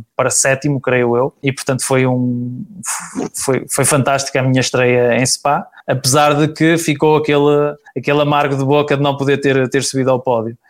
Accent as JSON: {"language": "Portuguese", "town": "Braga", "region": "Norte", "country": "Portugal", "said": "daqui de, da minha terra"}